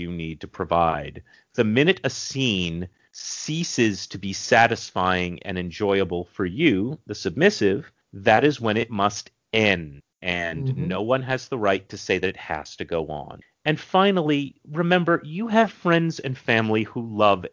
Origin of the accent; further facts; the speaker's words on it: New England, Massachusetts, United States; I'm from New England